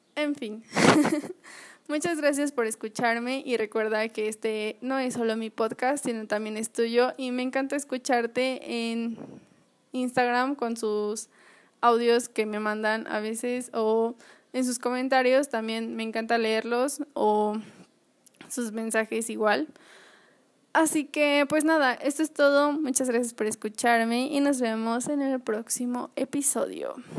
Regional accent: Acapulco, Guerrero, Mexico; yo nací en Acapulco

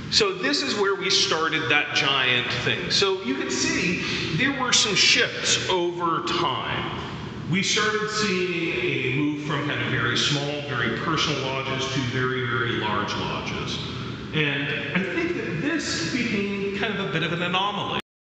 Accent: Las Vegas, Nevada, United States; I'm from Las Vegas

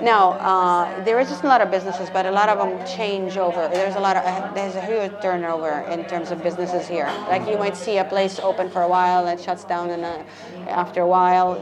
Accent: Calgary, Alberta, Canada; moved away as an adult; now in Seville, Spain; I'm from Calgary.

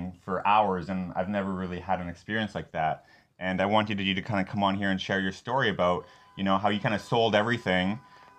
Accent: Canada; … and I, we're both from Vancouver and Alberta

